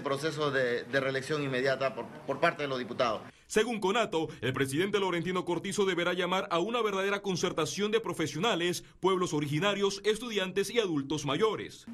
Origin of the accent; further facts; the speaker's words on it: Panama; Yo soy panameño, yo nací en Panamá, me puedo hablar hasta mis bisniet, mis abuelos son panameños